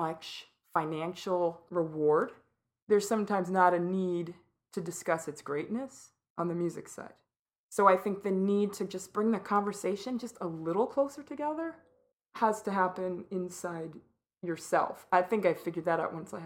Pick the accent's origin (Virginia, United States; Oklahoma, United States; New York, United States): New York, United States; New York City; Growing up in New York City, I was brought to see Stephanie Mills sing The Wiz